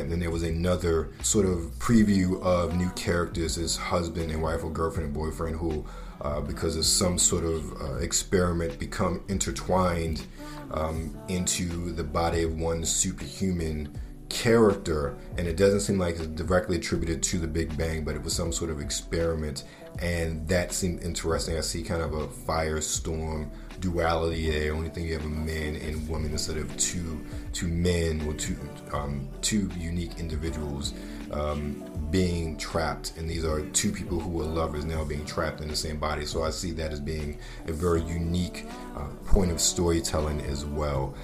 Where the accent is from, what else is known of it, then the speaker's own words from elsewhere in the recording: Baltimore, Maryland, United States; moved away; a kid growing up in Baltimore City at the time